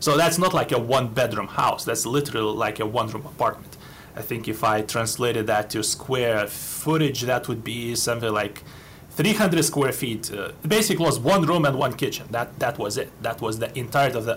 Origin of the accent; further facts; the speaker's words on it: Lithuania; moved away as an adult; now in United States; I was born in 81 in Lithuania, which was then occupied by Soviet Union and was part of Soviet Union. I lived there most of my life